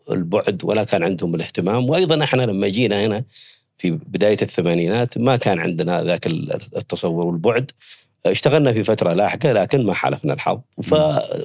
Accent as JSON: {"language": "Arabic", "country": "Yemen", "tie": "born or raised there", "also_born_or_lived": "Saudi Arabia", "moved": "yes", "lives_now": "Riyadh, Saudi Arabia", "said": "أنا ولدت في حدود ال- المملكة العربية السعودية، أنا من اليمن. المنطقة هذه منطقة حدودية، يعني بين- بين المملكة وبين اليمن."}